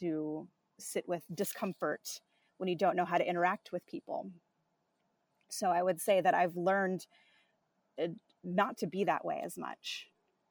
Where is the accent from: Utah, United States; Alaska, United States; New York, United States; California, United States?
California, United States; Southern; moved away; my hometown in Southern California